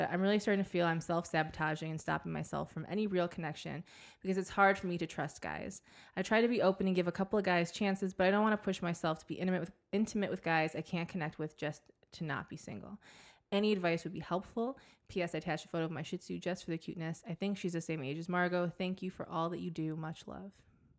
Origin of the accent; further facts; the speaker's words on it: Croatia; I'm from Croatia, 23, and a Sagittarius.